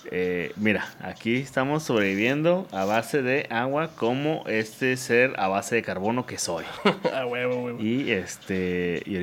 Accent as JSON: {"language": "Spanish", "town": "Ciudad Juárez", "region": "Chihuahua", "country": "Mexico", "said": "Yo soy de aquí"}